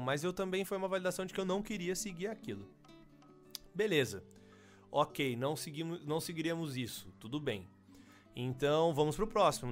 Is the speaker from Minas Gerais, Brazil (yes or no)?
no; São Carlos, São Paulo, Brazil; eu sou de São Carlos